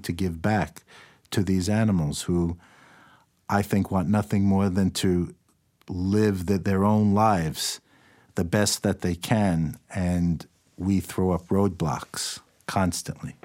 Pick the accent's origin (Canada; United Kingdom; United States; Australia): United States; New York City, New York; I grew up in New York City.